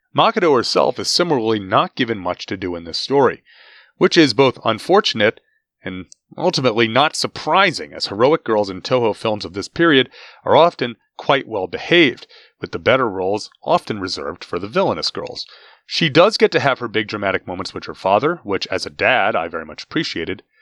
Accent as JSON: {"language": "English", "country": "United States", "said": "as an American in twenty twenty-three"}